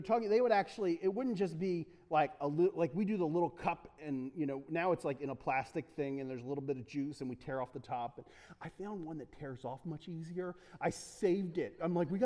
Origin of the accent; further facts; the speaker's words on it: United States; Love being American